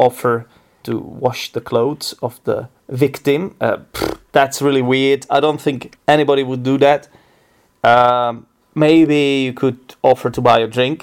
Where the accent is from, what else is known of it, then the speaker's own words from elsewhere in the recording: Czechia; English is a second language; I'm from the Czech Republic, and the only thing we really do here every day is drink beer.